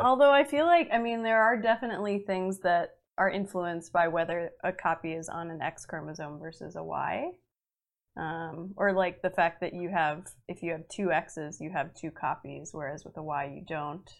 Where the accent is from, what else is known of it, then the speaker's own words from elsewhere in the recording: Massachusetts, United States; moved away; I'm supposed to go home to Massachusetts